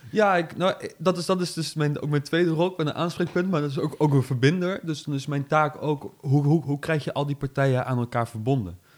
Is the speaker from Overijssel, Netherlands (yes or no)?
no; Nijmegen, Gelderland, Netherlands; Ik ben geboren in Nijmegen, getogen in Nijmegen, gebleven in Nijmegen.